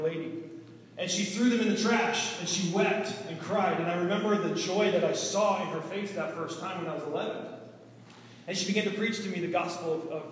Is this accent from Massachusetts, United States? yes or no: yes; Boston, Massachusetts, United States; moved away; I'm originally from Boston, Massachusetts, the Boston area.